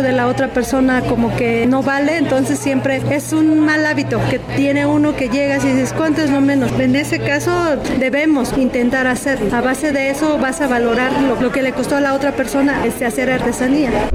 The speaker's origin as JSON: {"language": "Spanish", "country": "Mexico", "said": "como mexicanos"}